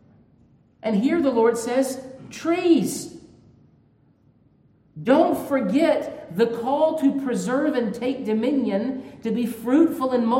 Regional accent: Georgia, United States; I'm from Georgia

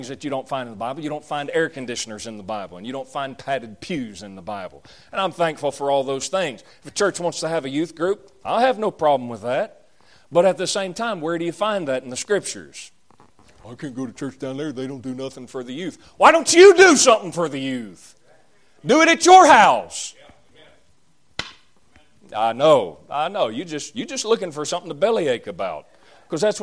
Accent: the South, Southern United States, United States; that's just the way we Southerners are, which I'm a Southerner and I'm glad about it

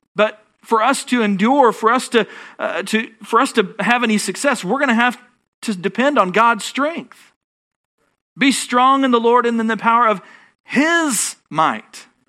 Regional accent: Texas, United States

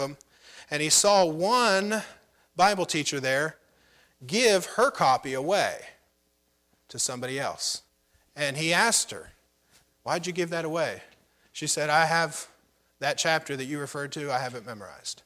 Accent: United States; I'm an American.

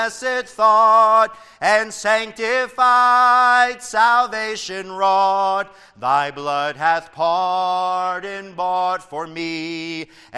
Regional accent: Tennessee, United States; where I grew up in Tennessee

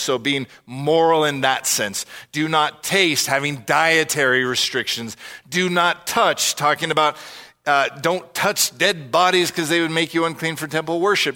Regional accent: United States; us as American listeners

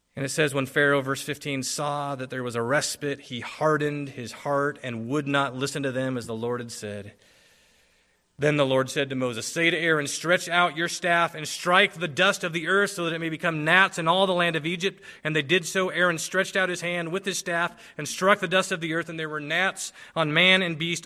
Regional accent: Philippines; moved away; I grew up in the Philippines

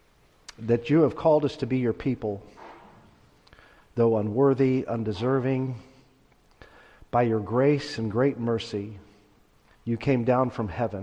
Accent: Stockton, California, United States; When I was a boy raised in Northern California, I was born in Stockton

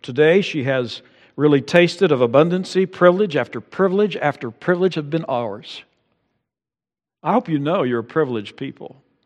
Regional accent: United States

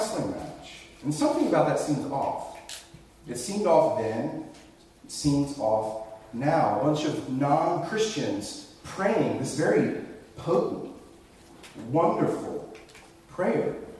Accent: rural North Carolina, United States; I grew up in the Bible Belt, rural North Carolina

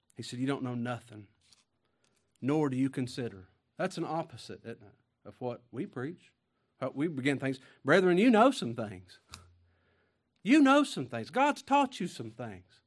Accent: Kentucky, United States; also born or lived in Mississippi; I'm from Kentucky.

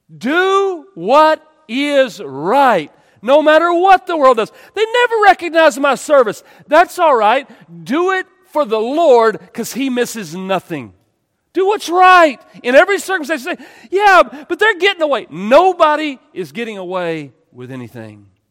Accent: East Texas, United States; I grew up in East Texas

